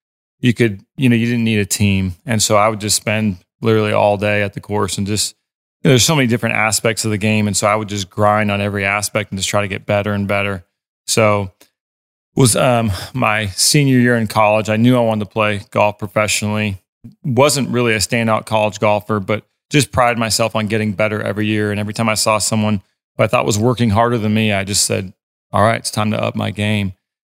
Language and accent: English; Portland, Oregon, United States; I grew up in Portland, Oregon.